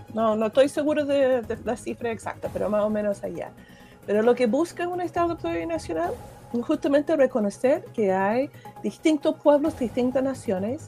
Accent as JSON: {"language": "Spanish", "country": "United States", "first_language": "English", "second_language": "Spanish", "moved": "as an adult", "lives_now": "Chile", "said": "Yo soy estadounidense, cuando mi hija era chica, yo no hablaba bien español, y además uno quiere conservar su, su lengua materna y uno, nosotros hablamos inglés en la casa"}